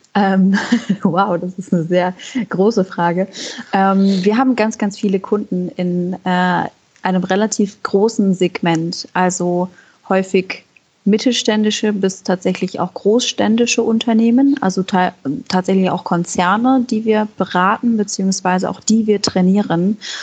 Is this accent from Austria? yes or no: no; Germany; ich komme ursprünglich aus der Nähe von Hamburg und Moin ist schon sehr treffend